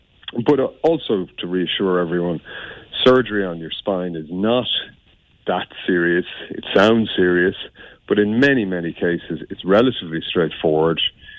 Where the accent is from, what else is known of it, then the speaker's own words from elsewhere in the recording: Limerick, Munster, Ireland; I was brought up in Limerick, went to school in Limerick.